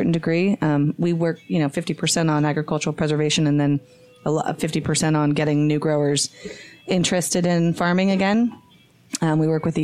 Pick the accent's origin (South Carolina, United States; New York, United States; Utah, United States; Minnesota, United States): Utah, United States; Magna; There was a community garden in Magna